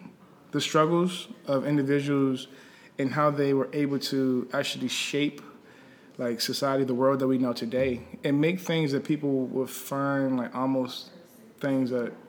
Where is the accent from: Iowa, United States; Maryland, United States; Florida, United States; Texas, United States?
Maryland, United States; Landover; now in Washington, D.C., United States; More grew up in PG County. Okay. So, like, I grew up in Pommel Park, like Landover.